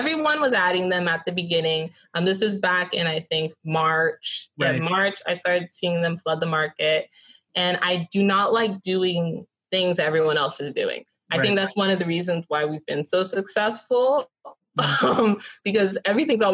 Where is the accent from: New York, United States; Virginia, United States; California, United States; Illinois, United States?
California, United States; Los Angeles; I grew up in Westchester, right next to LMU.